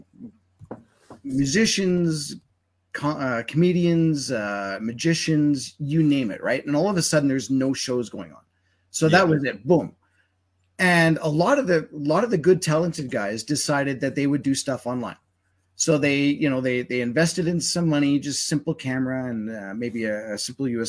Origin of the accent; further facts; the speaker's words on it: Winnipeg, Manitoba, Canada; moved away as an adult; now in Alberta, Canada; growing up in Winnipeg and having family, et cetera, out there